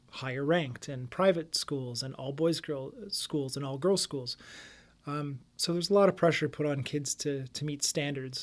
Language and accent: English; Windsor, Ontario, Canada; I grew up in South Windsor.